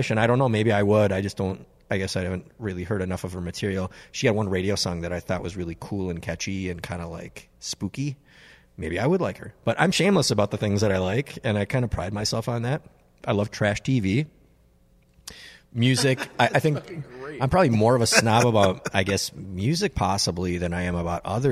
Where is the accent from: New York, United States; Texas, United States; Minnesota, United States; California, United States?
Minnesota, United States; Minneapolis; growing up in Northeast Minneapolis